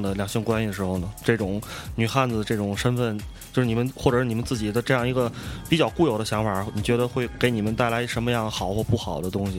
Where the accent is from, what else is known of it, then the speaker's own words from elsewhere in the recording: Tianjin, China; 我也是天津人，咱们都是是天津土生土长的男，男生